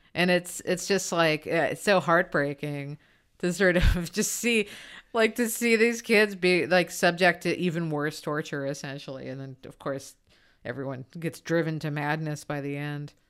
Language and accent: English; United States; as an American